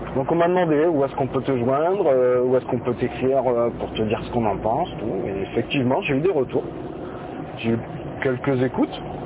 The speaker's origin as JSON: {"language": "French", "town": "Bordeaux", "region": "Nouvelle-Aquitaine", "country": "France", "said": "je suis de Bordeaux, enfin de la banlieue de Bordeaux, la banlieue externe."}